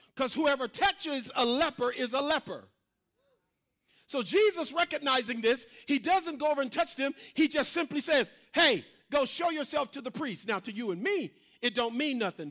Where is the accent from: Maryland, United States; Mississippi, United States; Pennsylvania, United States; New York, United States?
Mississippi, United States; moved away; I'm from Mississippi